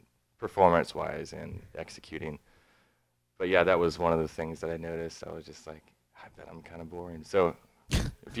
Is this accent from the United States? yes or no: yes; Dallas, Texas, United States; moved away as an adult; also born or lived in Houston; now in Nashville, United States; I was born and raised in Dallas.